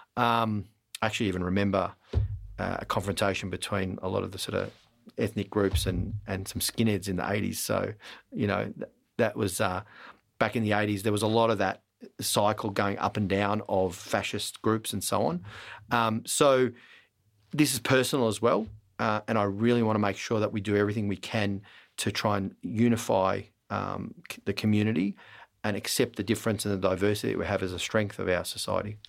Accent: Melbourne, Victoria, Australia; I was born in Melbourne

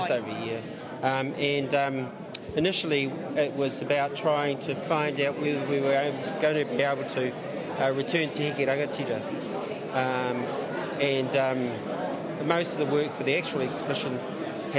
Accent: Mangakino, Waikato, New Zealand; also born or lived in Martinborough; now in Wairarapa, New Zealand; I'm from South Wairarapa. I was born in Martinborough, and then my family moved up to Mangakino to farm the pumice lands of Pauakani

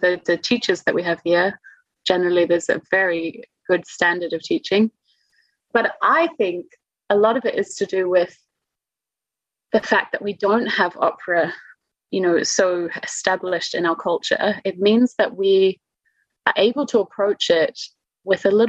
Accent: New Zealand; moved away as an adult; now in Munich, Germany; I'm from New Zealand

